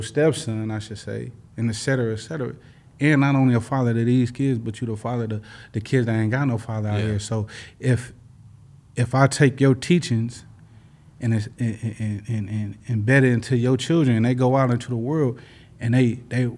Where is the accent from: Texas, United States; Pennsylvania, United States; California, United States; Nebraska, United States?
California, United States; Los Angeles; I'm from